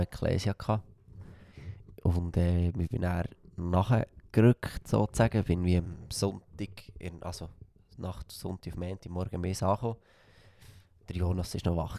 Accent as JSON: {"language": "German", "town": "Frutigen", "region": "Bern", "country": "Switzerland", "accent": "Frutiger Dialekt", "said": "ich bin stolz auf meinen Dialekt"}